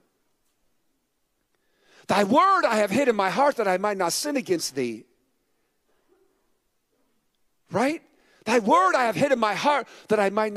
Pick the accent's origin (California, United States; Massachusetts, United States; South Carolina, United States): California, United States; San Francisco; I was born in San Francisco.